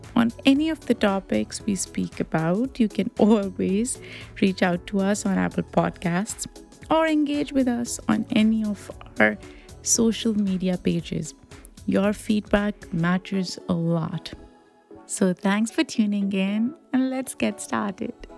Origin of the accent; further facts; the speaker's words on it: Pakistan; now in United States; growing up in Pakistan